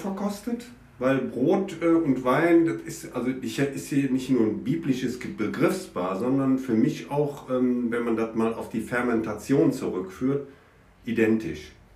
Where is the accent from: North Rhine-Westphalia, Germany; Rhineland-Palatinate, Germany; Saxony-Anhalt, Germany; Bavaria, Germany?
North Rhine-Westphalia, Germany; Cologne; moved away as an adult; now in Ahrweiler, Germany; ich bin Kölner